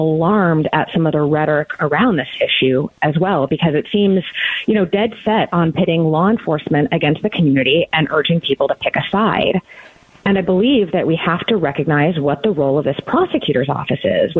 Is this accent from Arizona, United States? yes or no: yes; Arizona, United States; moved away as an adult; also born or lived in Indiana / Cook County, Illinois; I was born and raised right here in Arizona